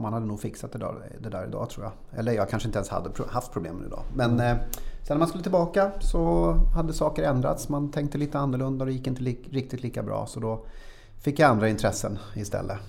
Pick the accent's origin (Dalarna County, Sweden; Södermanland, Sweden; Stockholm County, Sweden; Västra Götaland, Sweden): Stockholm County, Sweden; Tyresö; also born or lived in Östbergahöjden; jag föddes i Tyresö mm. så flyttade till Östbergahöjden under ja. några år. Sen flyttade vi tillbaka när jag gick i trean